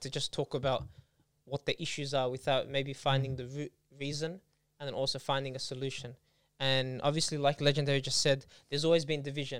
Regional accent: Australia; we say like Australian Muslim, or I'm Australian and then I'm Lebanese

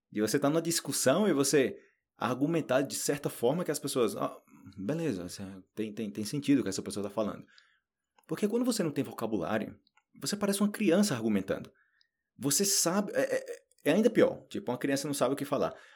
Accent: Northeast Region, Brazil; moved away as an adult; eu sou brasileiro, e eu posso perder meu sotaque. Então imagina, eu moro a vida inteira no Nordeste. Eu fui, eu fui embora do Nordeste do Brasil quando eu tinha que, 20, 23 anos, para 24 anos.

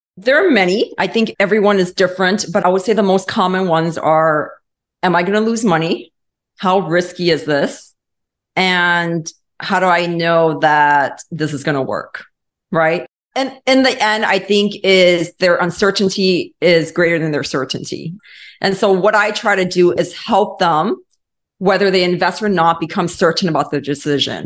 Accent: Los Angeles, California, United States; moved away as an adult; also born or lived in East Coast; now in Atlanta, United States; I was born and raised in Los Angeles

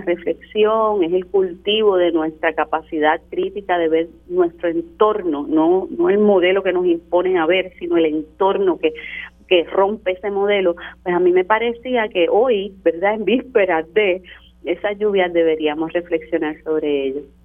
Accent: Carolina, Puerto Rico; mi pueblo, ¿verdad? El municipio de Carolina

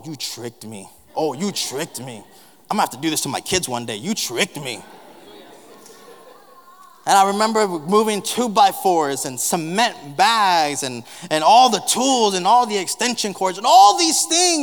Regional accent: South Texas, United States; moved away; growing up in South Texas, and I was fortunate enough, blessed enough to be able to grow up in a pastoral home

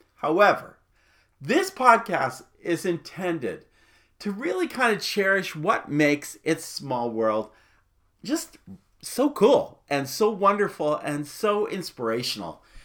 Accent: Phoenix, Arizona, United States; as a boy growing up in Phoenix

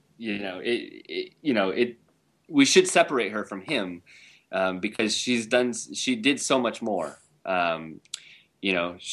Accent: Bay Area, just south of San Francisco, California, United States; I grew up in the Bay Area, and I was just south of San Francisco

